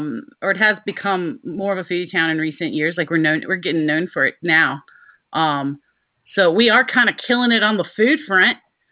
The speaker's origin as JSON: {"language": "English", "region": "Mid-Atlantic", "country": "United States", "said": "Part of the Mid-Atlantic."}